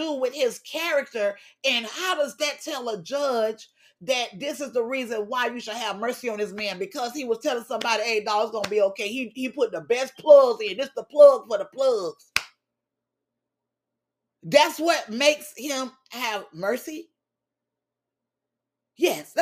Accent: Miami, Florida, United States; we grew up hearing in Miami

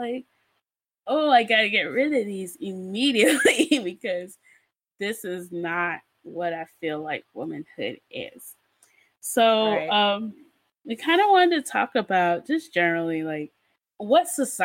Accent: Nigeria; me just being a Nigerian human and just never getting braces

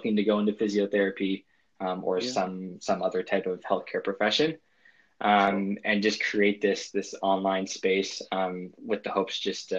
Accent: New Brunswick, Canada; moved away as an adult; now in Gold Coast, Australia; I'm originally from Canada, specifically the East Coast, New Brunswick

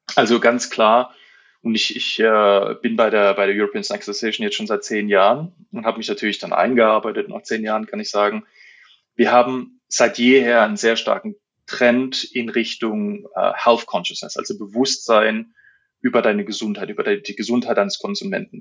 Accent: Germany; wir sind Deutsche

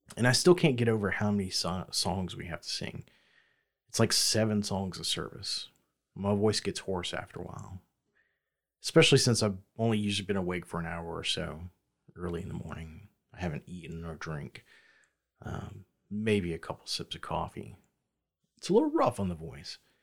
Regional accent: the South, United States; growing up in the South

